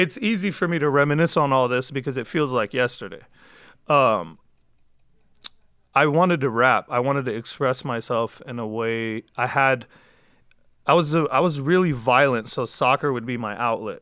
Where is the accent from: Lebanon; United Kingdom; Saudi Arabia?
Lebanon; also born or lived in San Fernando Valley, Los Angeles, United States; now in Los Angeles, United States; I was born here, but I was raised out there because when I was like 9 years old, we left America